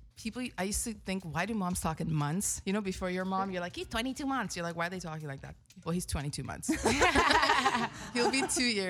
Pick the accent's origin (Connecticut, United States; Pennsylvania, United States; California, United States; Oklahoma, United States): California, United States; I'm a Persian at the end of the day. Like I'm really healthy because I grew up in California and that's our household.